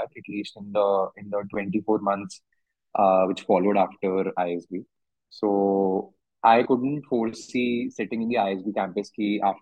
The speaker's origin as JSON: {"language": "English", "region": "Delhi", "country": "India", "said": "I come from Delhi. Came back home."}